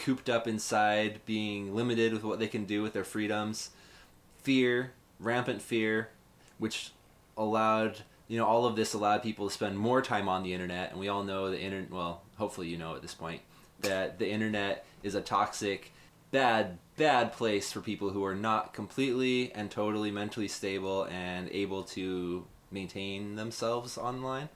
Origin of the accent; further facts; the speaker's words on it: Utah, United States; now in San Diego, United States; I grew up in Utah